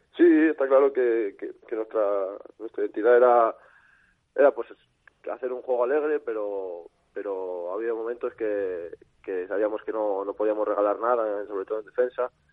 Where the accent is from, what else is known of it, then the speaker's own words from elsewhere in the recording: Valladolid, Castile and León, Spain; also born or lived in Salamanca; no soy, vamos, no soy de, de Valladolid de, de, nacimiento, pero como si lo fuera, soy adoptado aquí